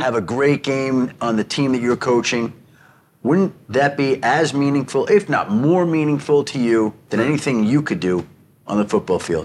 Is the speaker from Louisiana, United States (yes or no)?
no; New York, United States; moved away as an adult; also born or lived in Denver, Colorado / Michigan / Illinois; Born and raised in New York. but moved out to Colorado in nineteen ninety